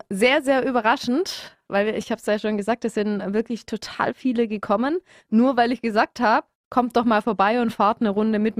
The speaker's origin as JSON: {"language": "German", "town": "Stuttgart", "region": "Baden-Württemberg", "country": "Germany", "said": "Und ich bin ein Stuttgarter Mädchen, deswegen bin ich auch privat ständig immer auf dem Wasen"}